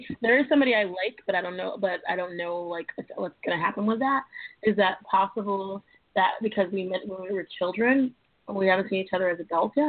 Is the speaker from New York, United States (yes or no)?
yes; New York, United States; also born or lived in Los Angeles; I'm a New Yorker. Can't get it out of me.